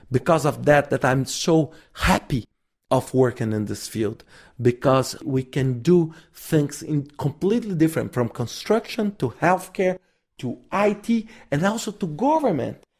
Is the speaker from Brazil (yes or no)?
yes; Brazil; I'm from Brazil